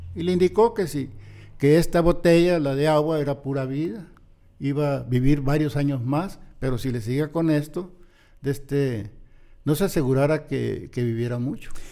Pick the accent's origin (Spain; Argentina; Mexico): Mexico; Ciudad Obregón, Sonora; yo nací, crecí mis primeros años en Ciudad Obregón